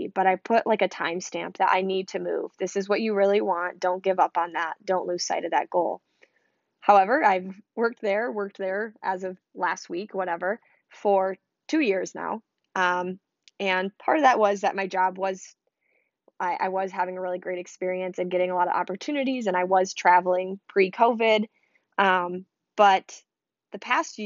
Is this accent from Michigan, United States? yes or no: yes; Michigan, United States; I'm from Michigan